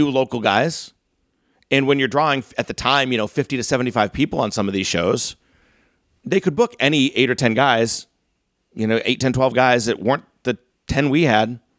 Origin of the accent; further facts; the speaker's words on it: North Reading, Massachusetts, United States; also born or lived in upstate New York; I grew up in North Reading.